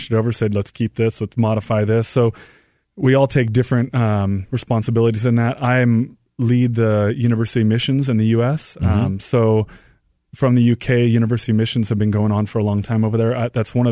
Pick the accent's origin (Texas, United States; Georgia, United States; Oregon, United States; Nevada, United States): Oregon, United States; Portland; moved away as an adult; also born or lived in Washington, D.C.; I'm from Portland, Oregon